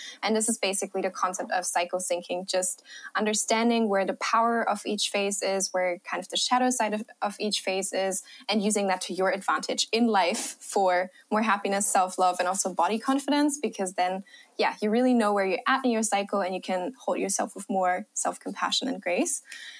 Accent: Germany; accent: German; English is a second language; also born or lived in Australia; Australia for a few years of my life, and I traveled a lot. So yeah, maybe I'm hoping you don't hear my German accent as much.

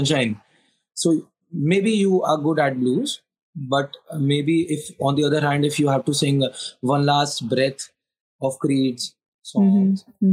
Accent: Lucknow, Uttar Pradesh, India; born or raised there

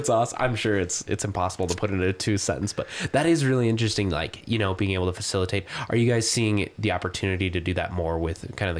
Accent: Missoula, Montana, United States; Like, I grew up in Missoula

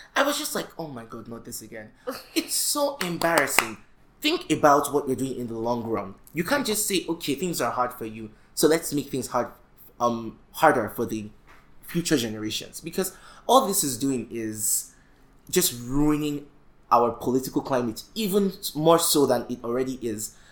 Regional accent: Nigeria; we as young Nigerian males

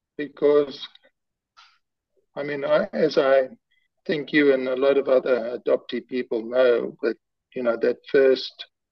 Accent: South Africa; born there; I was given a name and an age of my mother and the place I was born in South Africa on a small piece of paper

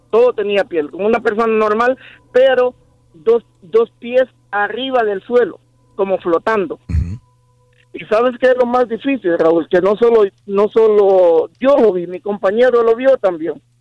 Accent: Honduras; moved away; En mi país, Honduras, yo soy de Honduras.

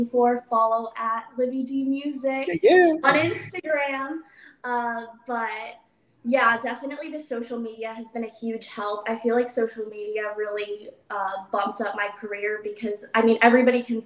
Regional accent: Virginia, United States; I am based in Virginia right now. That's my hometown

